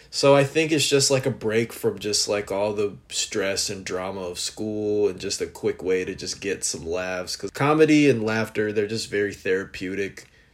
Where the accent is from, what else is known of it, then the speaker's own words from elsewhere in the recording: Los Angeles, California, United States; from Los Angeles